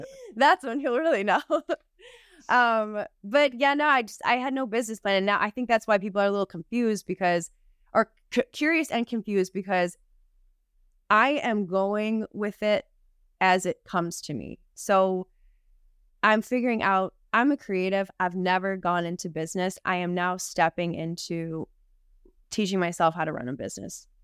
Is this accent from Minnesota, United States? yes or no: no; Southtowns, Buffalo, New York, United States; moved away as an adult; also born or lived in Los Angeles, United States; now in Buffalo, United States; I was from the South Towns